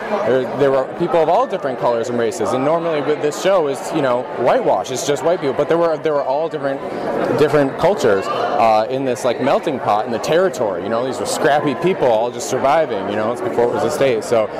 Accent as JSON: {"language": "English", "region": "Wisconsin", "country": "United States", "also_born_or_lived": "New York", "said": "I'm from Wisconsin, and I lived in New York for 8 years doing theater out there."}